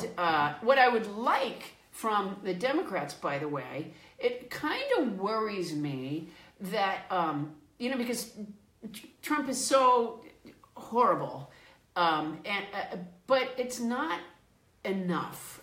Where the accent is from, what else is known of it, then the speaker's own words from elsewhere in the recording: Sudbury, Massachusetts, United States; also born or lived in Florida; I was raised in Massachusetts